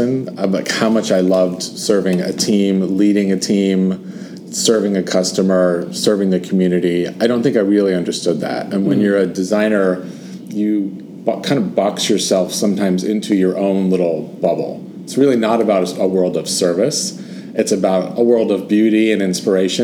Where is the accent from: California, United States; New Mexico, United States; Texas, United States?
California, United States; I'm from California, and I grew up in a family of construction